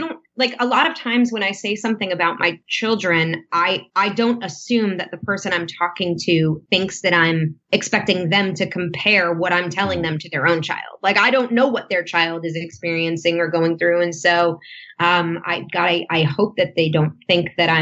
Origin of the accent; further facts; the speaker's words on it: near Danbury, Connecticut, United States; also born or lived in Los Angeles, United States; now in Nashville, United States; Danbury, Connecticut on the 23rd. That's right near my hometown